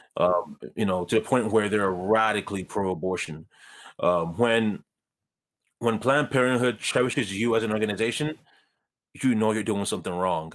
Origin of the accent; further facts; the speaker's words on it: Ghana; now in Canada; I was born in Ghana, um, as you said. I was born to, um, a single mother in, in Ghana.